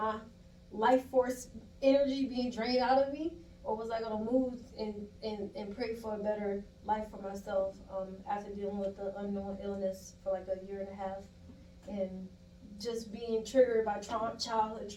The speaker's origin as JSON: {"language": "English", "town": "Moncks Corner", "region": "South Carolina", "country": "United States", "moved": "as an adult", "said": "I am from South Carolina, a small little town called Monk's Corner, South Carolina"}